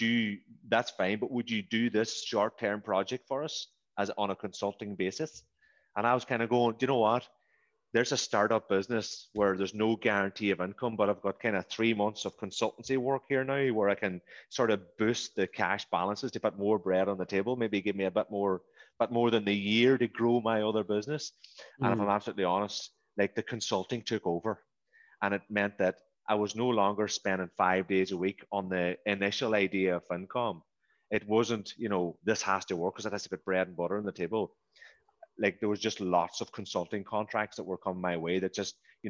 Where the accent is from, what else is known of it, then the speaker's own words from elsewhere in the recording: the Northwest, Ireland; moved away as an adult; also born or lived in Dublin / Brisbane, Australia; I'm from the Northwest